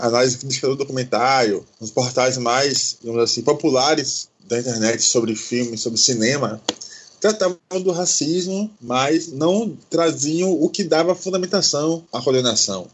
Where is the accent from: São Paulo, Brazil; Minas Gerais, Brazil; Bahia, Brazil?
Bahia, Brazil; Salvador; tenho 30 anos, sou de Salvador.